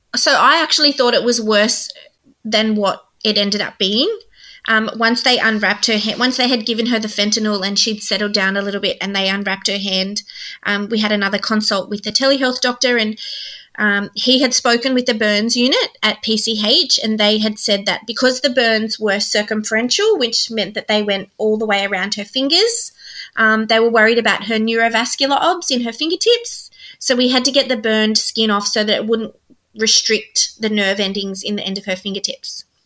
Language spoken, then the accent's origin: English; New South Wales, Australia; we're from New South Wales.